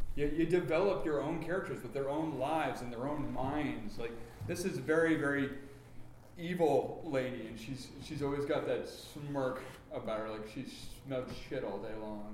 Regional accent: South Dakota, United States; I'm from the Midwest. I'm from South Dakota.

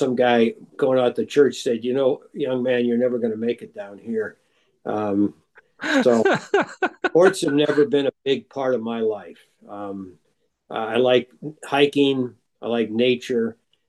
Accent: Duluth, Minnesota, United States; I grew up in Duluth, Minnesota, right on the shore of Lake Superior

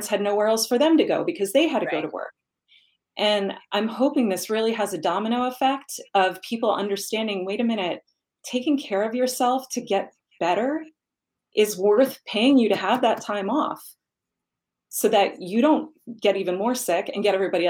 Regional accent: New York, United States; I am a New Yorker by birth, and I know that the only acceptable answer growing up in New York to how are you is busy.

